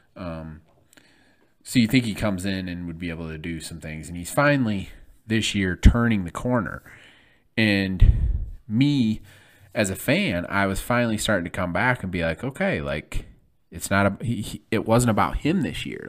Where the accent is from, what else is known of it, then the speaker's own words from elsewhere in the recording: Flint, Michigan, United States; I'm from Flint, Michigan